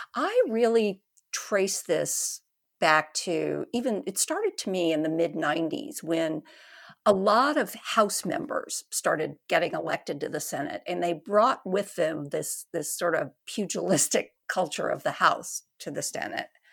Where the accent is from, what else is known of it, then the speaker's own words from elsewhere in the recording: Texas, United States; moved away; I'm a Texan